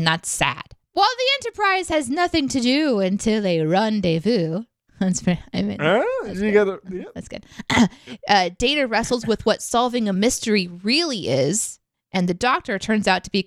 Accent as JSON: {"language": "English", "country": "United States", "said": "I'm an American"}